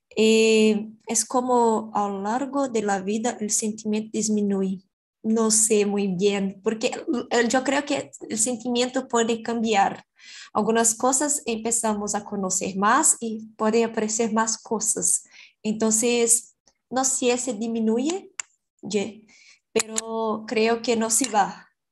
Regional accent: Brazil; Spanish is a second language; yo soy brasileña, yo estudio español

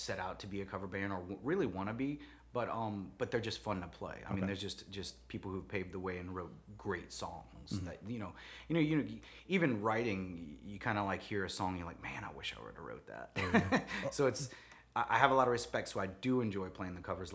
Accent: New Orleans, Louisiana, United States; I'm from New Orleans

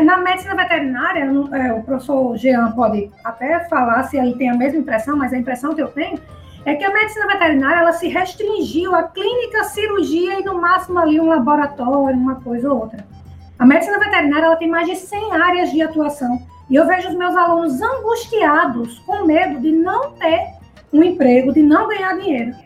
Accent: Natal, Rio Grande do Norte, Brazil; moved away as an adult; also born or lived in Mossoró, Rio Grande do Norte; now in Maceió, Brazil; eu estou em Alagoas, mas que eu sou potiguar, tá certo? Eu sou natalense, nascida e criada no Rio Grande do Norte.

